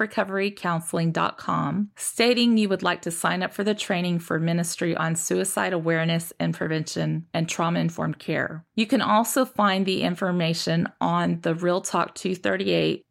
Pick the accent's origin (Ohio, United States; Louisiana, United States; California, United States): California, United States; I grew up in California